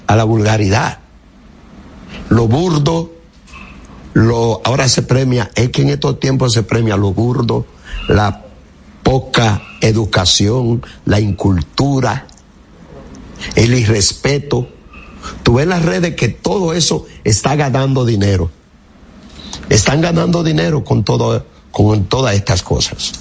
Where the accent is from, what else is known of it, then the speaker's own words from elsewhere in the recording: Higüey, La Altagracia, Dominican Republic; moved away; Yo voy mucho a Higüey. En mi pueblo y es mi pueblo que adoro